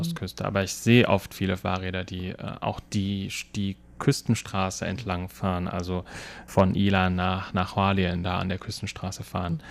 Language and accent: German; Germany; now in Taiwan; bei uns in Deutschland